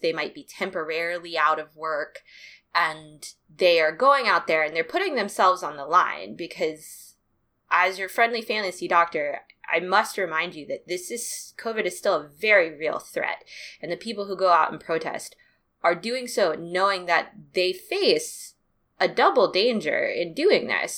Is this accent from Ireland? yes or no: no; Durham, North Carolina, United States; it is based in my hometown